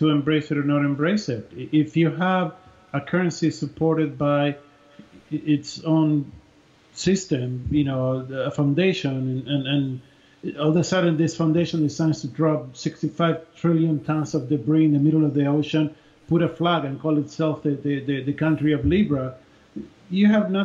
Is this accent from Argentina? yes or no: yes; Argentina; I grew up in Argentina